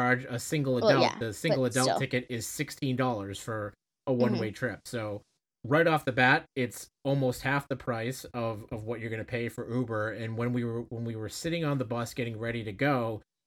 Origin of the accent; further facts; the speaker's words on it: Boston, Massachusetts, United States; We're from Boston